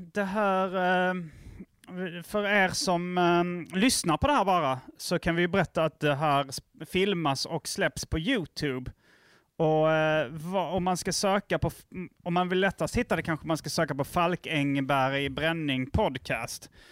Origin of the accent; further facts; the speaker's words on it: Lund, Skåne, Sweden; moved away; also born or lived in Hjärup / Malmö; Jag, jag växte upp i, i Lund och Hjärup och lite Malmö